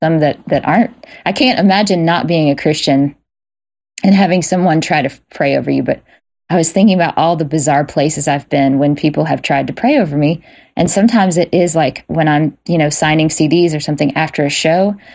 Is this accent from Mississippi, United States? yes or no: yes; Jackson, Mississippi, United States; I grew up in Jackson, Mississippi, in a very gospel blues world